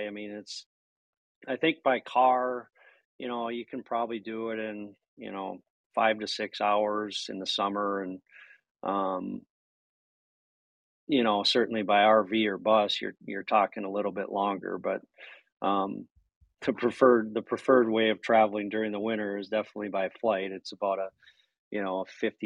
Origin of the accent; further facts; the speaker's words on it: Minnesota, United States; moved away; I'm from Minnesota as well.